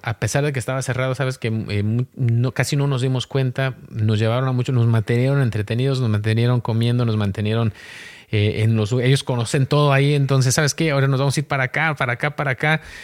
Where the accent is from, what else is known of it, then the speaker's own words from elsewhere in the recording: Mexico; yo soy mexicano